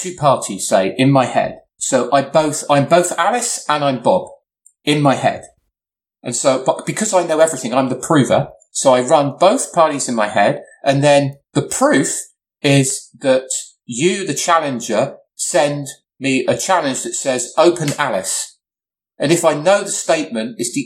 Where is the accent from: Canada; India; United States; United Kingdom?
United Kingdom; England; I'm English